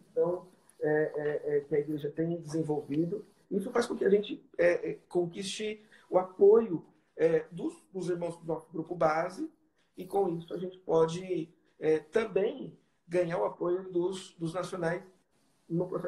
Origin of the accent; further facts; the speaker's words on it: Brazil; porque às vezes a gente vem do Brasil, a gente traz né, o nosso o nosso modelo da IPB, né?